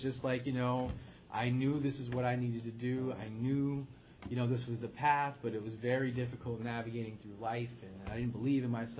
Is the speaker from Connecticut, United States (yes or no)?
yes; Middletown, Connecticut, United States; in Connecticut, in, you know, my hometown, Middletown.